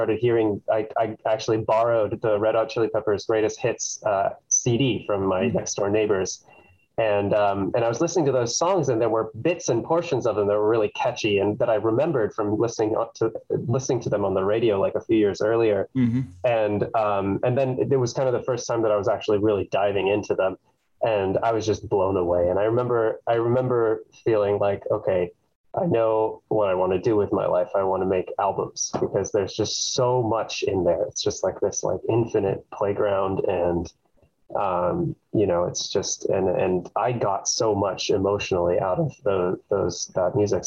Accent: Davis, California, United States; moved away as an adult; now in Los Angeles, United States; I grew up in Northern California in Davis, close to Sacramento.

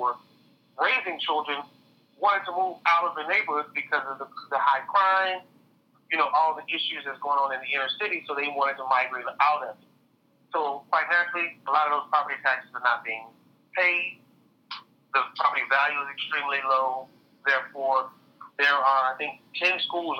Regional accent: Houston, Texas, United States; I grew up in inner city Houston.

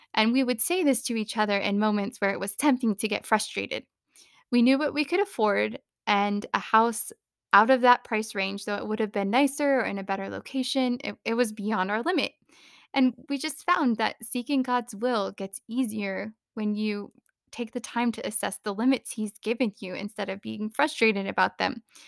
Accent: Phoenix, Arizona, United States; also born or lived in California; now in Reno, United States; I grew up in Phoenix, which is regularly in the triple digits for days on end

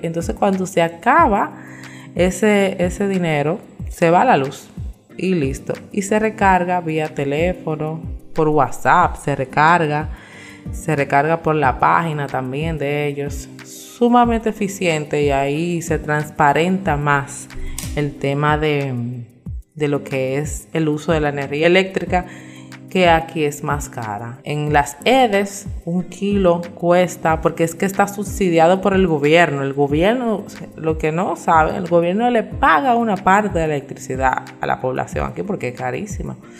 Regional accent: Santo Domingo, Distrito Nacional, Dominican Republic; moved away as an adult; now in Punta Cana, Dominican Republic; yo soy de Santo Domingo, criada en Santo Domingo

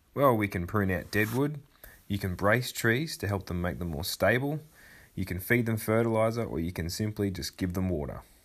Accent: Wodonga, Victoria, Australia; my hometown of Wodonga

